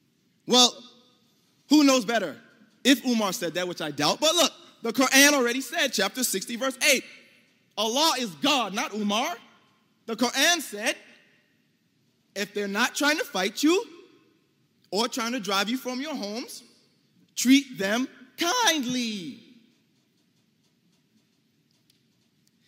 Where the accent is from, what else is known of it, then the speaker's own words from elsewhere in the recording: United States; as an American Muslim